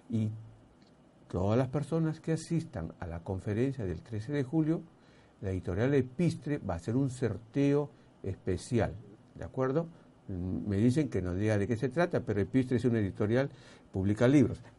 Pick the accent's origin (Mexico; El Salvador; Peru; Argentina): Peru; como peruano